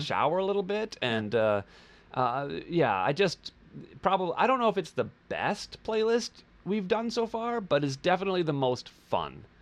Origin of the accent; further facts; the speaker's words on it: Wisconsin, United States; now in Los Angeles, United States; I am a Midwest boy. I grew up in Wisconsin.